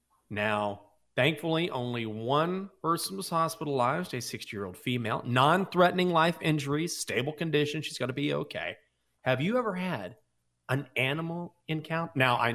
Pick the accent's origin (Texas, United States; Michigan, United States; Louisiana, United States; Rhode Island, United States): Texas, United States; growing up in West Texas, I don't know how many rattlesnakes I saw, but it was too many.